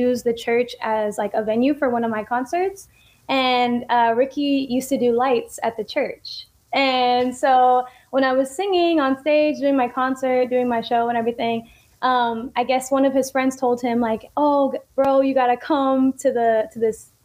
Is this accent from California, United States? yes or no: yes; San Diego, California, United States; my hometown, San Diego